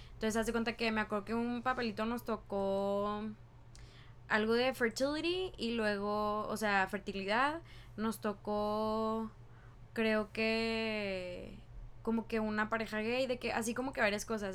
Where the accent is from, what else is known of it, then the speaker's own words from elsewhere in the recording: Mexico; now in United States; De que en Estados Unidos, de que soy inmigrante, ¿no? De que soy mexicana